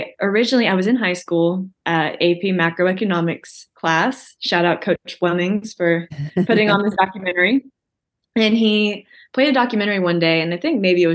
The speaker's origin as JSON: {"language": "English", "town": "Chattanooga", "region": "Tennessee", "country": "United States", "tie": "born or raised there", "said": "I'm from Chattanooga, born and raised."}